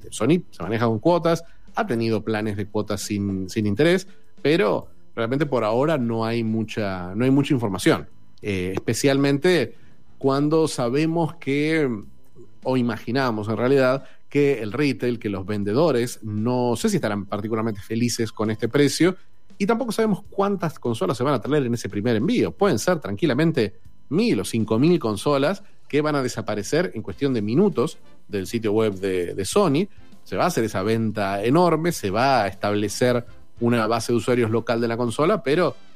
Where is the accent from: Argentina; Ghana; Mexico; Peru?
Argentina